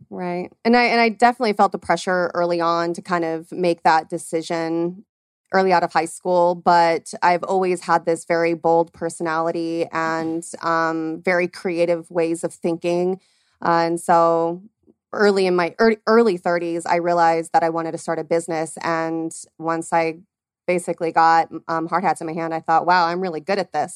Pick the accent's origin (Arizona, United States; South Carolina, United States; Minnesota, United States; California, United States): Arizona, United States; born and raised here in Arizona